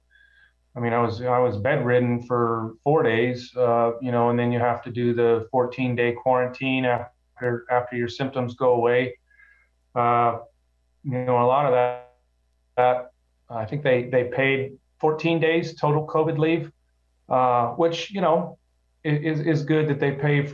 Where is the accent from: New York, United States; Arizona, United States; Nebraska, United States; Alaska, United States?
Nebraska, United States; Omaha; also born or lived in Englewood, Colorado; I was born in Inglewood, Colorado, and I moved to Omaha, Nebraska. My dad worked for the Union Pacific Railroad. I moved to Omaha when I was in second grade, and I've been here ever since